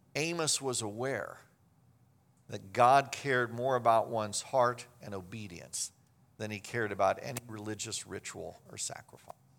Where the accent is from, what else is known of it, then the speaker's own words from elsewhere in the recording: Kansas, United States; I grew up in Kansas